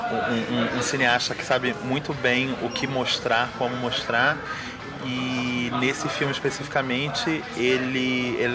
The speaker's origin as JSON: {"language": "Portuguese", "region": "Rio de Janeiro", "country": "Brazil", "said": "eu sou do Rio de Janeiro"}